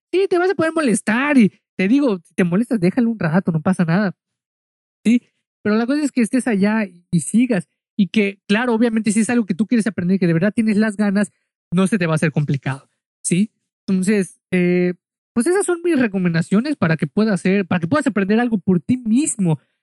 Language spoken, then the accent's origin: Spanish; Mexico; yo soy mexicano